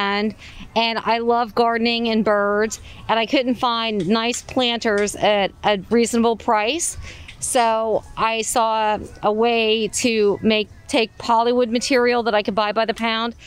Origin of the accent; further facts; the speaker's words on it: New Jersey, United States; we're from Mall, New Jersey